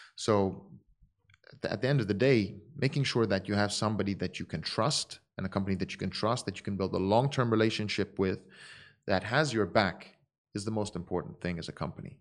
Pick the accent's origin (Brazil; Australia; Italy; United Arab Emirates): United Arab Emirates; Dubai; also born or lived in Abu Dhabi; I was born in Abu Dhabi. I was raised in Dubai